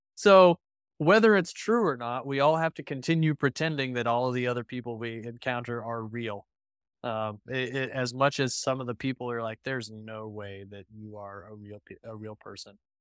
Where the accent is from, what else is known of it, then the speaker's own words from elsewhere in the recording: Texas Panhandle, United States; growing up in the Texas Panhandle